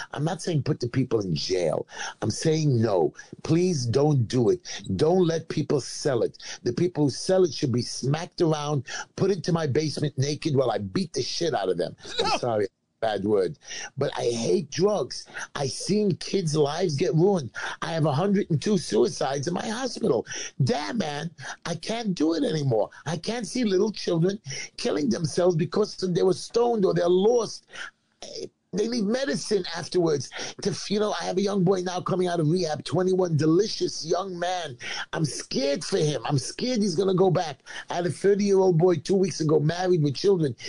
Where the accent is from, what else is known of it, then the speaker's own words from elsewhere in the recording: United States; as an American